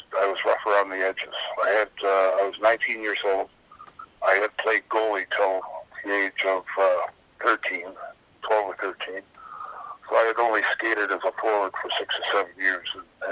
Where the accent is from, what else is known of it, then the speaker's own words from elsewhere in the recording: Oshawa, Ontario, Canada; I grew up in Oshawa, Ontario.